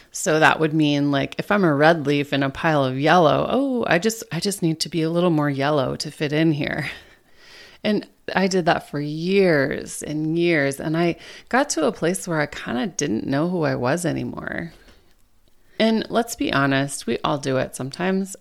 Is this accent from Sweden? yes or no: no; Minnesota, United States; now in Maryland, United States; my home state of Minnesota